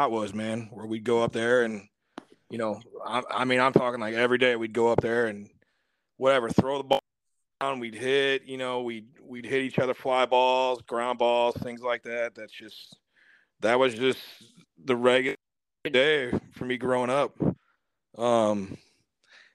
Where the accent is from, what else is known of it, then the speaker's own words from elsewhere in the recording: St. Louis, Missouri, United States; now in O'Fallon, United States; I grew up in St. Louis, blue-collar area